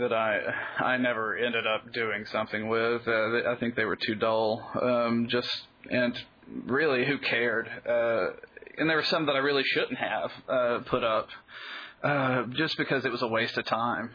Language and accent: English; Birmingham, Alabama, United States; moved away; I'm from Birmingham, Alabama originally